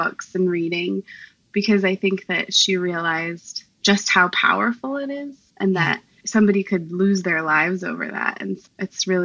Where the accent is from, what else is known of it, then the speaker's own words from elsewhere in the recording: Portland, Oregon, United States; moved away as an adult; now in Vancouver, United States; I currently live in Vancouver, Washington. I'm originally from Portland, Oregon, so not too far off